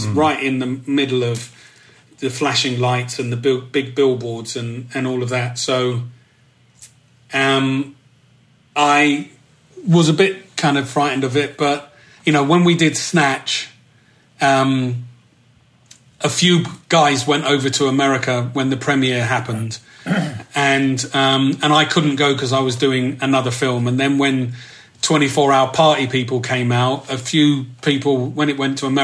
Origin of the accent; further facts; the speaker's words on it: London, United Kingdom; moved away as an adult; I saw myself very much as a Londoner